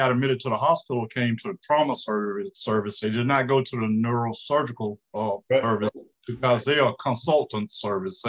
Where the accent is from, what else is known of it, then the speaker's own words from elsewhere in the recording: Indianola, Mississippi, United States; moved away as an adult; also born or lived in Jackson, Mississippi / Atlanta, Georgia / Rochester, Minnesota; I'm originally from Indianola, Mississippi